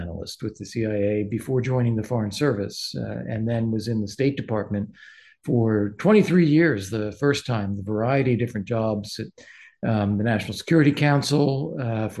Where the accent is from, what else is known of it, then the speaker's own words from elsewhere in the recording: Pennsylvania, United States; I grew up in Pennsylvania, had many Ukrainian ethnic friends, although was not myself. I was German, Irish, and English.